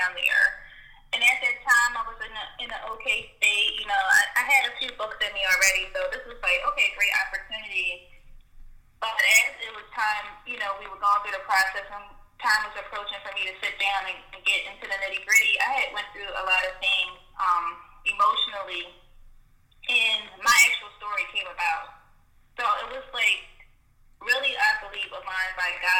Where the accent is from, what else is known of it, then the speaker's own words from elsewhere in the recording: Philadelphia, Pennsylvania, United States; I am from Philadelphia, Pennsylvania. I've been born and raised here. I haven't ever lived anywhere else.